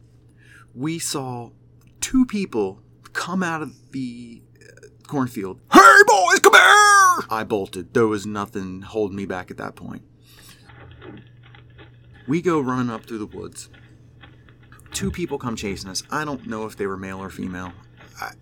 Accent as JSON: {"language": "English", "region": "Pennsylvania", "country": "United States", "tie": "born or raised there", "said": "We grew up in Pennsylvania"}